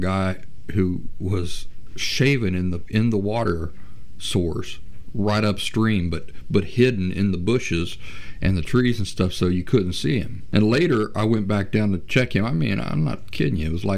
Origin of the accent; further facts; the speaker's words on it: Appalachia, United States; I grew up in Appalachian wilderness